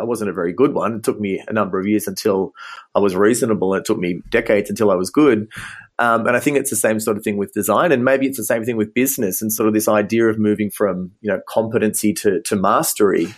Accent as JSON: {"language": "English", "country": "Australia", "also_born_or_lived": "Ghana", "moved": "as an adult", "lives_now": "Munich, Germany", "said": "as you can probably hear from my accent, um, I'm originally from Australia, and I studied optometry in Sydney"}